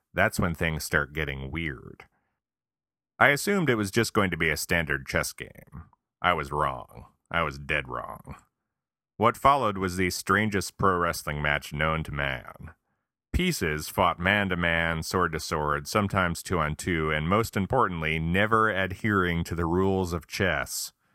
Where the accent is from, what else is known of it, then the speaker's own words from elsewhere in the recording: Guilderland, New York, United States; my hometown of Gilderland, New York